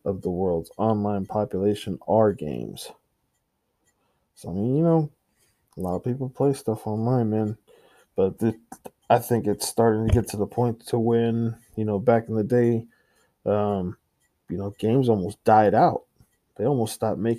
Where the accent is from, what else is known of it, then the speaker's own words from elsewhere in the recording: San Antonio, Texas, United States; I'm from San Antonio